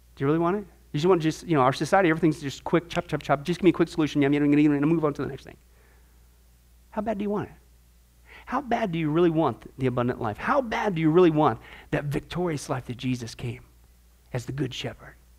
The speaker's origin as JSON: {"language": "English", "region": "Midwest", "country": "United States", "tie": "born or raised there", "moved": "yes", "said": "I grew up in the Midwest, there's all kinds of fishing ponds back there"}